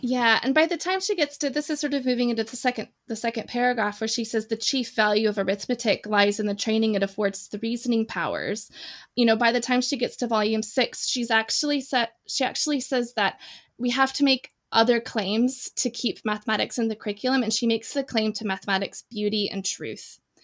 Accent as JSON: {"language": "English", "region": "Indiana", "country": "United States", "tie": "born or raised there", "also_born_or_lived": "northwest of England", "moved": "as an adult", "lives_now": "United Kingdom", "said": "I am an American expat. I grew up in in Indiana. And now I live in the northwest of England"}